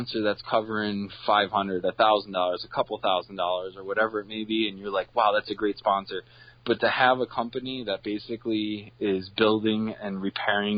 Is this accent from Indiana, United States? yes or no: no; Binghamton, New York, United States; born and raised in the Binghamton area. I'm a townie